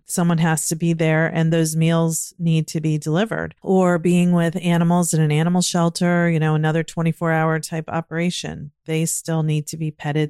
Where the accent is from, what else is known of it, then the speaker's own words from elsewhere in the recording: Virginia, United States; now in Maryland, United States; I grew up in Virginia and now living in Maryland